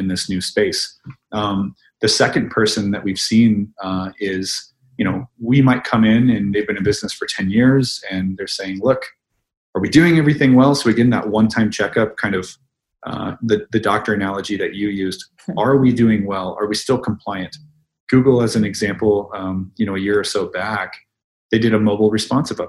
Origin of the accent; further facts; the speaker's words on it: Midwest, United States; That's how I was raised in the Midwest.